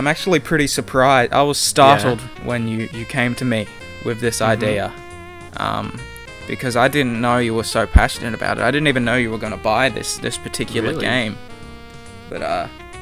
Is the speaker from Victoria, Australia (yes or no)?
no; New South Wales, Australia; also born or lived in Queensland; we moved down from Queensland when I was a very little child to New South Wales, and we moved into this new house.